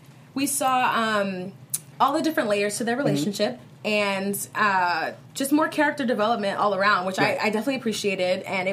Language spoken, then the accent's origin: English; East Coast, United States; I'm from the East Coast.